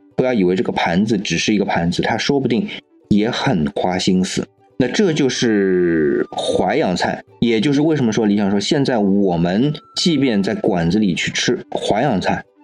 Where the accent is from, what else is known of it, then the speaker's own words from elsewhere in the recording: China; 我们中国人说的“百味盐为首”这样的一个说法